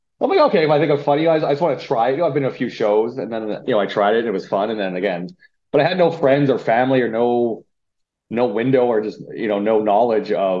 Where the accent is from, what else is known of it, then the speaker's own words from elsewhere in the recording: Saskatchewan, Canada; moved away as an adult; also born or lived in Winnipeg; born and raised in Saskatchewan. And then I moved to Winnipeg in my mid-20s